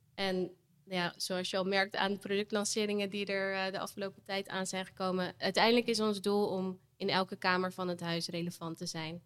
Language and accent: Dutch; Vlaardingen, South Holland, Netherlands; also born or lived in Amsterdam; now in Rotterdam, Netherlands; Ik ben geboren in Vlaardingen. Mhm. Dus dat ligt net, net naast Rotterdam. Ehm, en ik woon hier nu ook al weer tien jaar